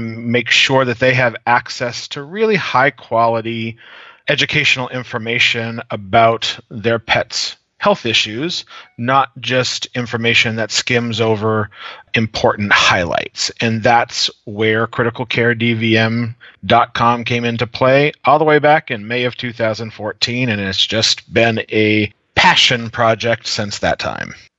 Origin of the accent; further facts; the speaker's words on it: New Hampshire Seacoast region, United States; moved away as an adult; also born or lived in New York City metro region / Washington, D.C. metro region; now in Omaha, United States; I'm originally from the New Hampshire Seacoast region. Most people don't know that area, so I just say about an hour north of Boston is where I was raised.